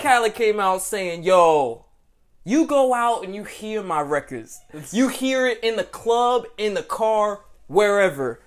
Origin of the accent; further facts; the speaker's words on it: Atlanta, Georgia, United States; I'm Atlanta, Georgia